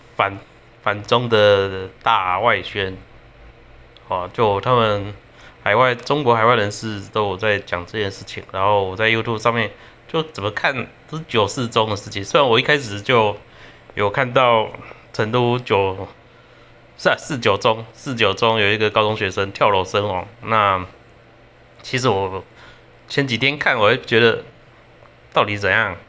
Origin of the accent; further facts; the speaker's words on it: Taiwan; 我们台湾人对这件事情蛮生气的